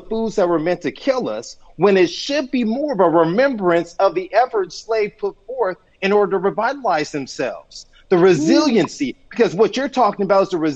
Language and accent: English; Compton, California, United States; I grew up in Compton, California.